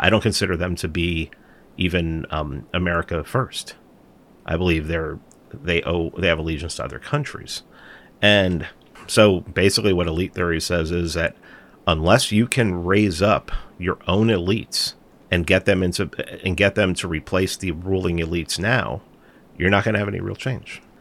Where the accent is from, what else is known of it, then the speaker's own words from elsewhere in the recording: New York City, New York, United States; I'm from New York. We're both from, I think we're both from the Bronx. I must have grew up in a different part of the Bronx than he did